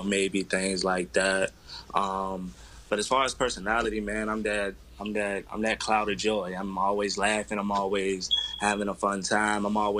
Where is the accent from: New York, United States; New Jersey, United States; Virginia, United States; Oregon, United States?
Virginia, United States; Portsmouth; moved away as an adult; also born or lived in Iowa; I'm from Portsmouth, Virginia, a town in Virginia, of course